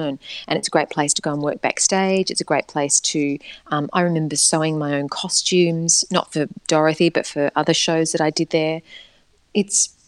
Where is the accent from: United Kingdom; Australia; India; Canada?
Australia; Perth, Western Australia; moved away; also born or lived in Sydney; I was born in Sydney and then they went back to WA and then I was there until I left Whopper, it was a beautiful place to grow up, Perth